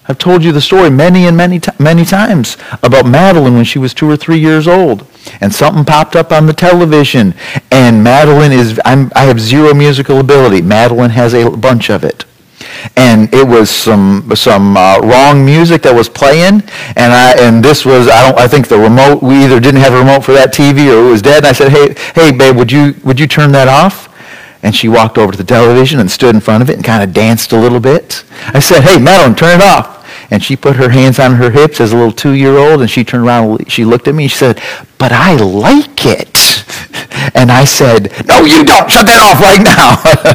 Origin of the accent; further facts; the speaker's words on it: United States; As an American Christian